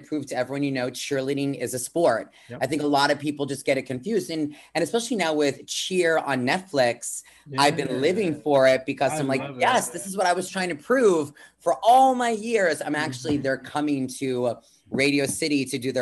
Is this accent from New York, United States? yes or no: yes; Long Island, New York, United States; I'm from Long Island, New York, you know, coming to you live from New York City right now.